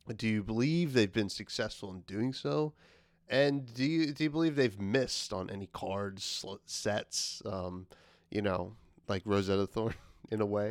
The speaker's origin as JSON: {"language": "English", "region": "New Jersey", "country": "United States", "tie": "born or raised there", "said": "my home state of New Jersey"}